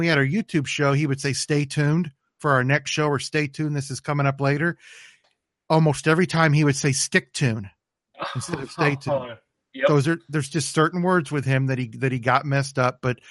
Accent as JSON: {"language": "English", "area": "St. Louis area", "region": "Missouri", "country": "United States", "tie": "born or raised there", "also_born_or_lived": "Indio, California"}